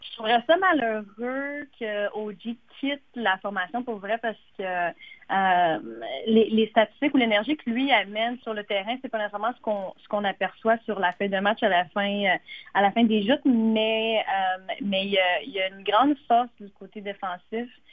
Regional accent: Gatineau, Quebec, Canada; je suis native de Gatineau, donc euh, je reste dans la région

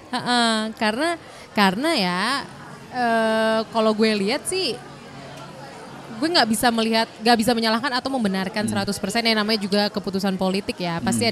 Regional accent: Indonesia; Kita orang Indo udah resmi

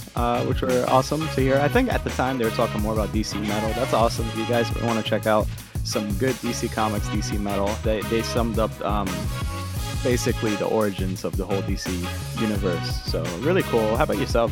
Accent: Philadelphia, Pennsylvania, United States; we're from Philly

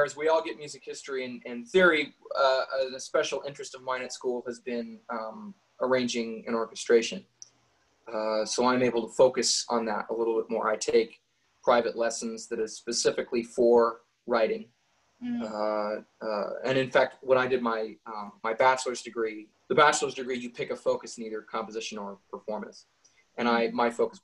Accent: San Juan Bautista, California, United States; moved away as an adult; also born or lived in Monterey, California; now in Las Vegas, United States; I was born in Monterey and raised most of my life in San Juan Bautista, which is in the general vicinity. And I moved here to Las Vegas in 2017.

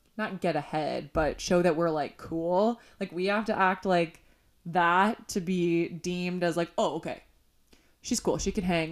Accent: Illinois, United States; now in Los Angeles, United States; growing up in Illinois

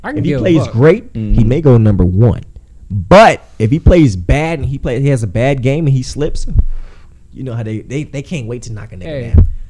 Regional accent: Cleveland, Ohio, United States; I'm from Cleveland, nigga, but it's Columbus

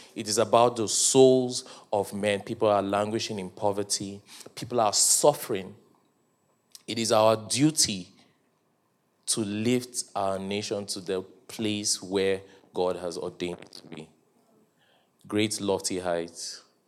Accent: Nigeria

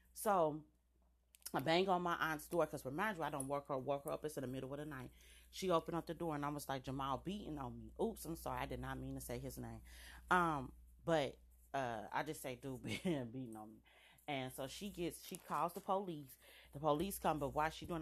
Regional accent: United States; I'm an American. Period. This is my country

